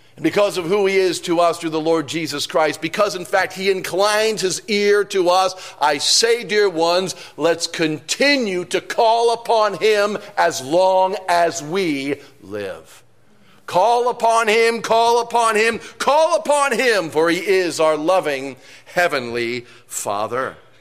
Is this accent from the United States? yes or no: yes; New York City, New York, United States; I'm from New York City